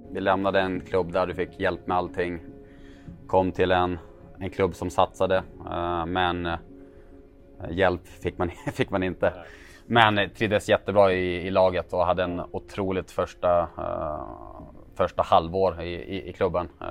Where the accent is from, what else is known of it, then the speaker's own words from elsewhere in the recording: Sweden; moved away as an adult; also born or lived in Belgium; jag kommer från Sverige